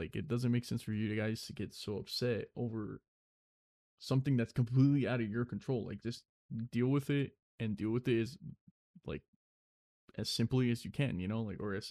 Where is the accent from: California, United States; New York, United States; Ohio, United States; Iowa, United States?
California, United States; I'm from Cali.